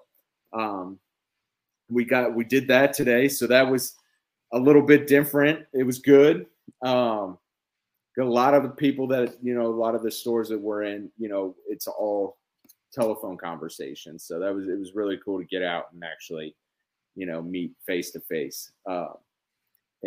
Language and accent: English; Kansas, United States; I grew up in Basser, Kansas